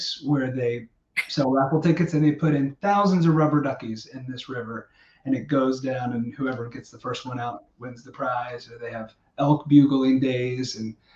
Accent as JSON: {"language": "English", "region": "Missouri", "country": "United States", "tie": "born or raised there", "also_born_or_lived": "Estes Park, Colorado", "moved": "as an adult", "said": "I grew up in Missouri"}